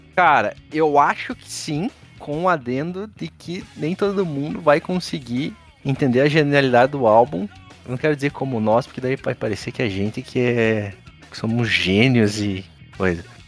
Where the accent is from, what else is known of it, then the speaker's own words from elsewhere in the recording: Colombo, Paraná, Brazil; eu nasci e cresci em Colombo